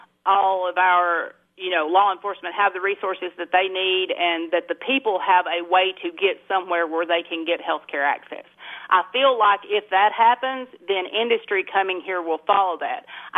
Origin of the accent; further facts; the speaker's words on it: Clay County, Tennessee, United States; So I was born and raised here in Clay County. You know, I went to kindergarten here. My grandmother raised me, and we lived out on Pea Ridge, which is about, at that time, it took 30 minutes to get to Solana from where we lived.